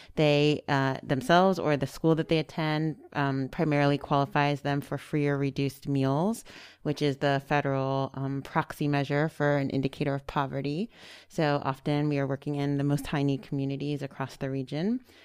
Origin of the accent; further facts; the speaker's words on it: Silver Spring, Maryland, United States; I'm local. Uh, I grew up here in Silver Spring, Maryland